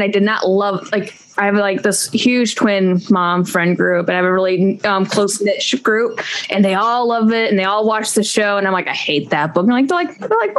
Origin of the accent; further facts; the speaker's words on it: United States; as an American, you know, I've not traveled to Sweden